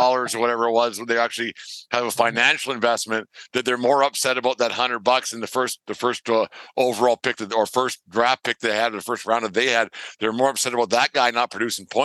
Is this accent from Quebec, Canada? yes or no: no; Alberta, Canada; I'm from Alberta.